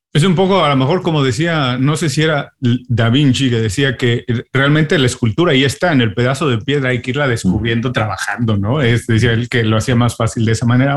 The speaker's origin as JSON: {"language": "Spanish", "country": "Mexico", "moved": "yes", "lives_now": "Miami, United States", "said": "yo soy un inmigrante, ah, yo soy mexicano, pero llegué a Miami"}